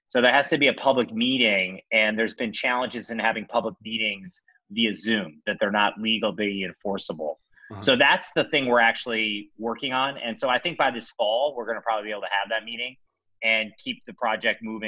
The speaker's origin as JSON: {"language": "English", "town": "Cleveland", "region": "Ohio", "country": "United States", "tie": "born or raised there", "also_born_or_lived": "Stanford", "moved": "yes", "said": "I was an Indians fan because I grew up in Cleveland"}